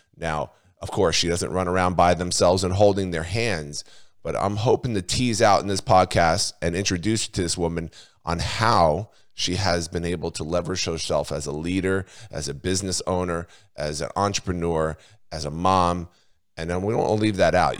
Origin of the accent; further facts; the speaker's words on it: New Jersey, United States; also born or lived in Australia; I'm from New Jersey